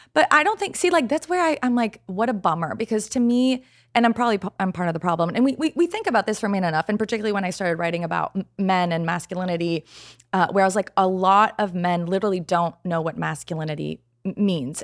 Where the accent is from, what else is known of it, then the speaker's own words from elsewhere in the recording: Canada; moved away as an adult; now in United States; I'm Canadian, and I just moved to the States